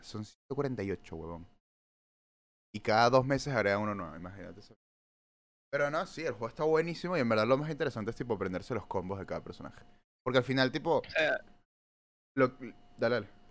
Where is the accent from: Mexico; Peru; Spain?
Peru; en mi época como buen peruano